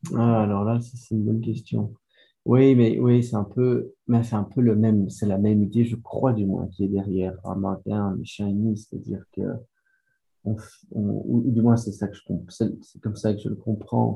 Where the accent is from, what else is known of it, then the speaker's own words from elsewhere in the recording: Belgium; first language French; moved away; l'histoire a commencé en Belgique, je suis belge.